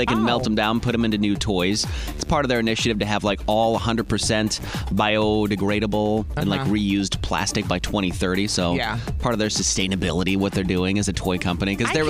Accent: Indiana, United States; Look, I'm from Indiana.

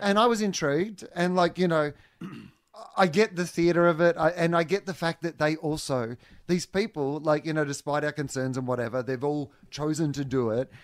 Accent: Australia; as an Australian c-, touring comedian internationally

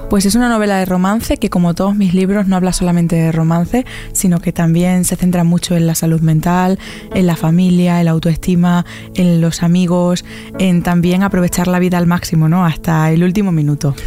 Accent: Almendralejo, Extremadura, Spain; soy muy fan de mi tierra y la llevo por bandera siempre

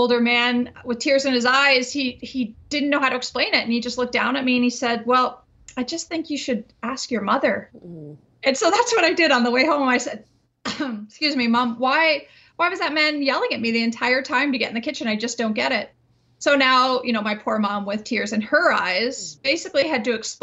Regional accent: Winnipeg, Manitoba, Canada; I grew up in Winnipeg where, as people know, it can be quite chilly

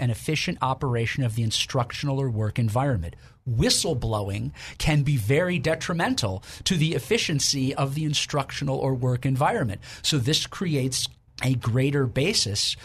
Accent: Illinois, United States; moved away; my home state of Illinois

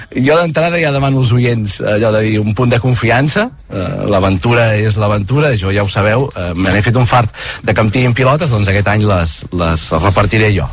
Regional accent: Mollet del Vallès, Catalonia, Spain; jo em vaig criar a Mollet del Vallès

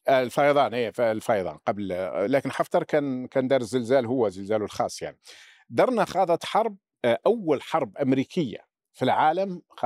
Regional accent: Laghouat, Laghouat Province, Algeria; moved away as an adult; المدينة اللي أنا أصيل منها مدينة الأقواط أين ولدت وعشت تقريبا حتى 19 سنة من عمري

